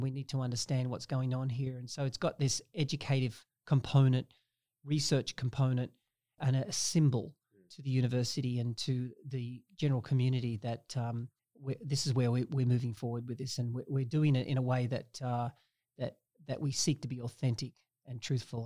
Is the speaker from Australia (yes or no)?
yes; Australia; now in Canada; I grew up in Australia